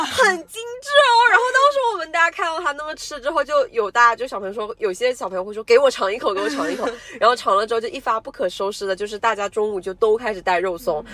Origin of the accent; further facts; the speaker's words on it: China; 我们中国人